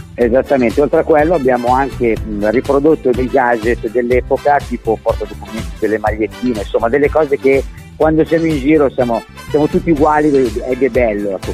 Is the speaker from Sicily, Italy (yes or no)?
no; Varese, Lombardy, Italy; io sono di Varese